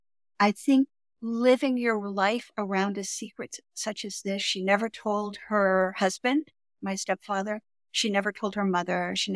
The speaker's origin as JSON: {"language": "English", "town": "Malmö", "region": "Skåne", "country": "Sweden", "tie": "born or raised there", "also_born_or_lived": "Stockholm", "said": "I was born in Sweden, in Stockholm, and then I was placed when I was 6 months old in a foster care down at the tip of Sweden in Malmö with a family."}